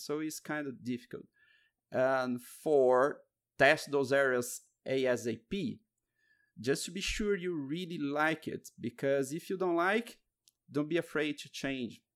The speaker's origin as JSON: {"language": "English", "town": "Curitiba", "region": "Paraná", "country": "Brazil", "said": "I'm from Curitiba, Brazil"}